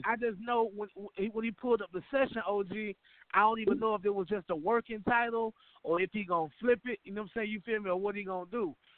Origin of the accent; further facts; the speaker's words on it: Atlanta, Georgia, United States; I come from Atlanta, Georgia